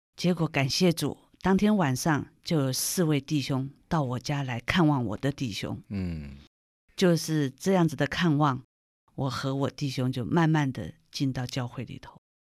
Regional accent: Taipei, Taiwan; also born or lived in Shandong (family ancestry); 因为那时候我们刚到台湾来是住在台北市西门町那个闹区

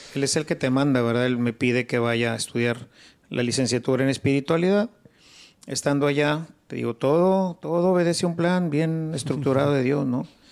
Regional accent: Monterrey, Nuevo León, Mexico; also born or lived in Mexico City; nací en la Ciudad de México, pero siendo pues muy pequeño me, se vino mi familia para acá. Aquí hice todos mis estudios

